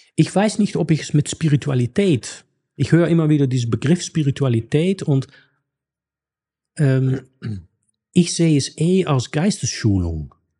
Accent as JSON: {"language": "German", "country": "Netherlands", "tie": "born or raised there", "second_language": "German", "moved": "yes", "said": "ich bin in Niederlande aufgewachsen"}